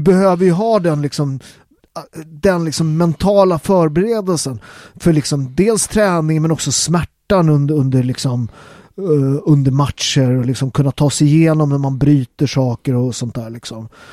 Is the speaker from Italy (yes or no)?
yes; Italy; now in Sweden; jag var italienare från början, jag är ju svensk medborgare nu